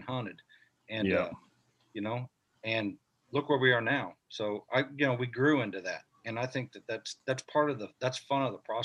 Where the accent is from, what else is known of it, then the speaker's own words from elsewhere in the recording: Missouri, United States; my home state here in Missouri